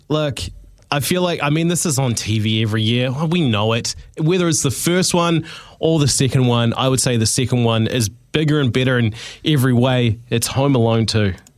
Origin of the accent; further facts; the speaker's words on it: New Zealand; growing up on Christmas in the '90s in New Zealand